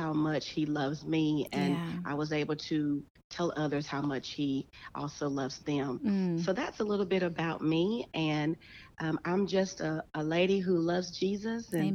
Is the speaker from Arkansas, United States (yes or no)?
yes; Calion, Arkansas, United States; also born or lived in Russellville, Arkansas; now in El Dorado, United States; I grew up in Callion, Arkansas, and attended the Norflint High School